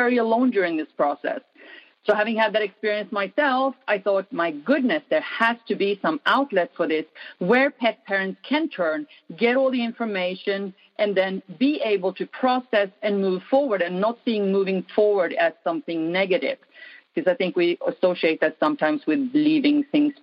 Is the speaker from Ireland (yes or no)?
no; Sweden; moved away; I grew up in Sweden, right by the Arctic Circle. Cold, dark